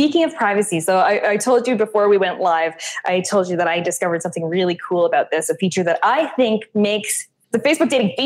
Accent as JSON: {"language": "English", "country": "Canada", "moved": "yes", "said": "I am Canadian"}